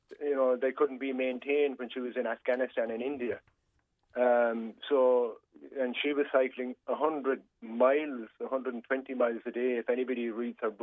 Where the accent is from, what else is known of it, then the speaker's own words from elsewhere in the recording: Glenflesk, Munster, Ireland; moved away; I'm from Glenfleskin, County Kerry originally